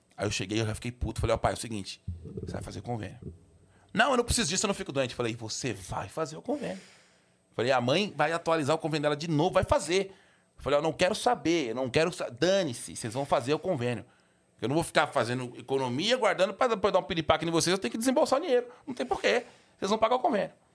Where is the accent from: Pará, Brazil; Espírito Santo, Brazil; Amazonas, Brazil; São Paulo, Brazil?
São Paulo, Brazil; also born or lived in Sapopemba, São Paulo; eu nasci no Tatuapé, eu, eu, eu, morei muitos anos lá